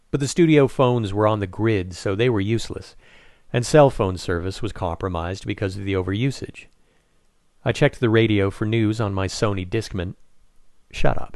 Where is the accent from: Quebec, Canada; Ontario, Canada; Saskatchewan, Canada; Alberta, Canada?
Quebec, Canada; Saint-Jean-sur-Richelieu; moved away as an adult; now in New York City, United States; My hometown of Saint-Jean